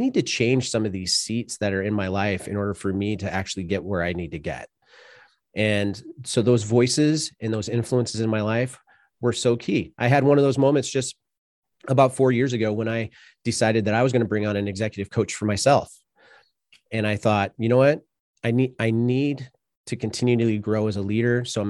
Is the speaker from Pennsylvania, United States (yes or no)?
no; Sioux City, Iowa, United States; so I grew up in Sioux City, Iowa, and I didn't necessarily grow up in a broken family